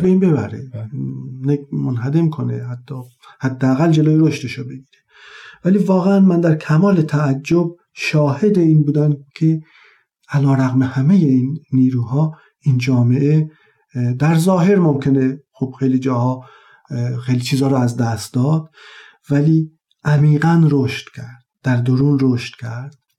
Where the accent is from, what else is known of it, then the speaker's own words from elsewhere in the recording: Taft, Yazd Province, Iran; زادگاه هم تفت یزد یکی از شهرستان های اطراف یزد هست